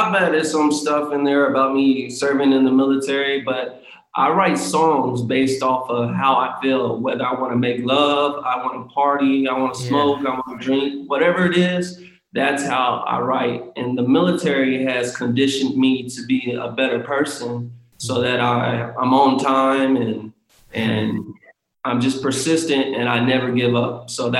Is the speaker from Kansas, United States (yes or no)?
yes; Kansas, United States; now in Los Angeles, United States; I moved to LA. Yeah. I'm from Kansas originally, but I moved to LA and I wanted to act.